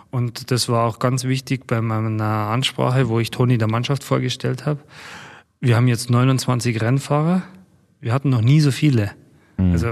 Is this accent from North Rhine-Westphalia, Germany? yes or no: no; Bavaria, Germany; Wir kommen aus Bayern